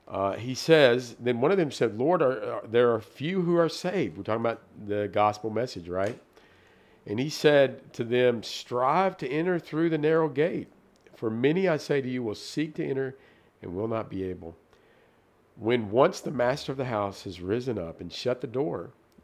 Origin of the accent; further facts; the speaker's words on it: Tennessee, United States; like, in Tennessee, we would say, you ain't from around here, are you?